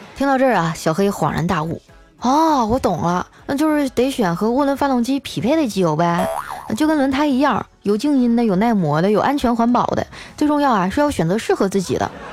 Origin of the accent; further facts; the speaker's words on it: northern China, China; moved away as an adult; 我是北方人，就我们冬天并不是天天洗澡了